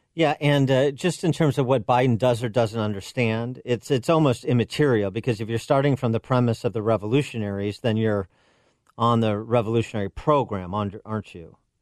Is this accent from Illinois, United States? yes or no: yes; Chicago, Illinois, United States; in Chicago, my hometown